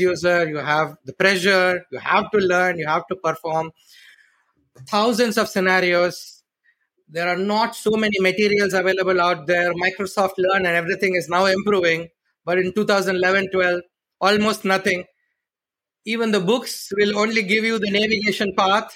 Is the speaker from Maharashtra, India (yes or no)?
no; Chennai, Tamil Nadu, India; moved away as an adult; also born or lived in Malaysia; now in Kuala Lumpur, Malaysia; I'm originally from India, southern part of India, from a very beautiful city called Chennai.